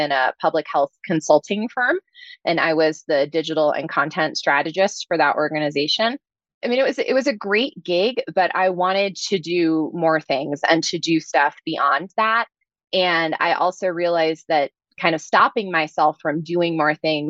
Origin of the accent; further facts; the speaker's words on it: New Jersey, United States; moved away; I'm originally from New Jersey, so I'm a little bit of a fast talker